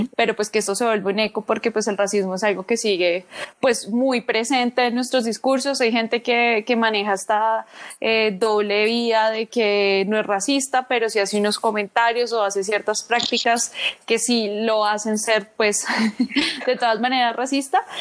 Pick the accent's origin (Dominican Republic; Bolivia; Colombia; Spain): Colombia; moved away; yo era colombiana